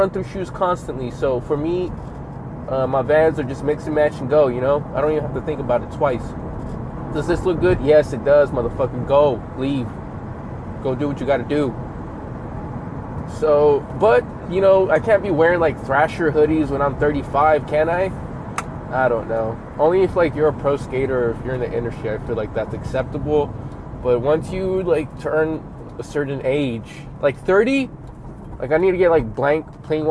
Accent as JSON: {"language": "English", "region": "Southern California", "country": "United States", "said": "I'm from Cali, from the SoCal area"}